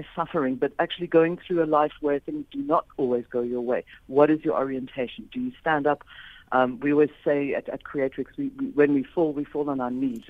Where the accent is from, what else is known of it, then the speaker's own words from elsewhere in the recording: England, United Kingdom; born there; also born or lived in Scotland / Australia / United States; Hence, I was born in England. Then we went to live in Scotland, then we went to Australia, came back to England, la, la, la.